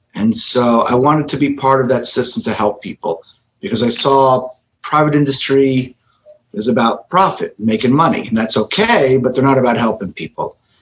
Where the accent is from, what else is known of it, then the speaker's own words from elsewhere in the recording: Miami, Florida, United States; I am kid from Miami, local. I practice in Miami, Florida.